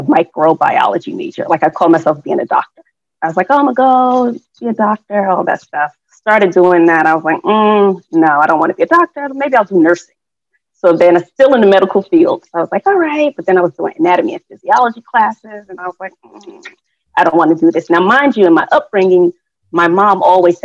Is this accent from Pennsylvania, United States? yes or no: no; Newark, New Jersey, United States; born and bred in Newark, New Jersey. So I got to represent for the Brick City